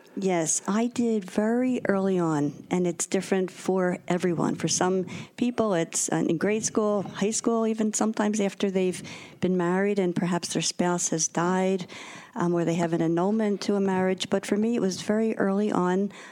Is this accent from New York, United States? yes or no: no; Philadelphia, Pennsylvania, United States; I am local. I grew up in the Tacony section of Philadelphia, St. Leo's Parish